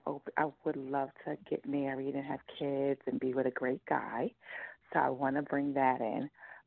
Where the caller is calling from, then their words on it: Brooklyn, New York, United States; New York, Brooklyn.